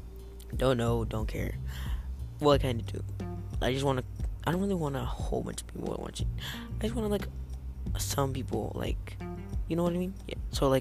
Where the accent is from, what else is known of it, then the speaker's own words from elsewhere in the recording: California, United States; I'm from California